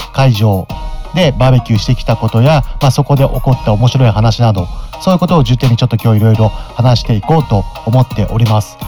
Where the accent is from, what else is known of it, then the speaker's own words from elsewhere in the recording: Mito, Ibaraki, Japan; 水戸生まれ水戸育ち